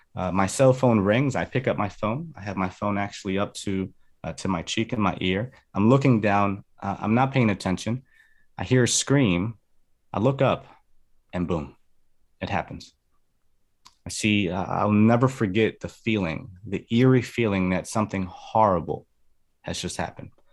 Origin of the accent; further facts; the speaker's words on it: New Jersey, United States; also born or lived in Medellin, Colombia; So I was actually born in New Jersey. I'm a Jersey boy, but I was raised in Columbia. I spent, uh, some years there. I came back to the States when I was in second grade